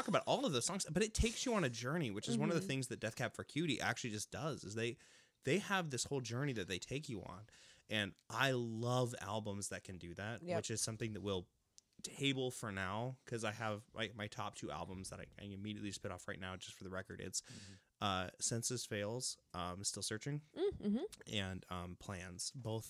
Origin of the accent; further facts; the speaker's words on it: Pacific Northwest, United States; So I grew up in the Pacific Northwest